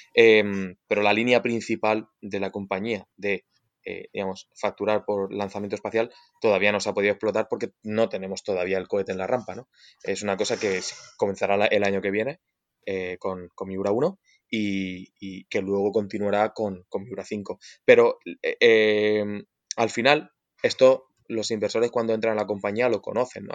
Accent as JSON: {"language": "Spanish", "country": "Spain", "said": "nosotros como españoles"}